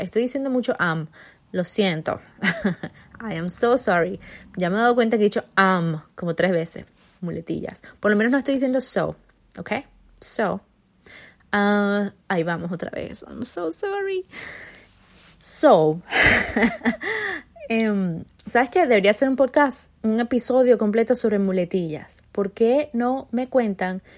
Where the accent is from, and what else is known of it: Venezuela; first language Spanish; moved away; also born or lived in Spain